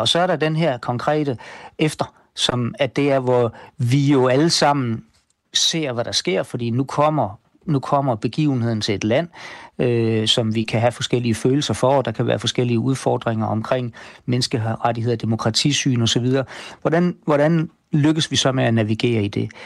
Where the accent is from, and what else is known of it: Denmark